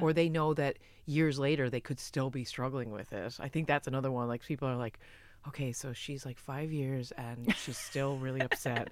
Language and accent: English; United States; I'm American as well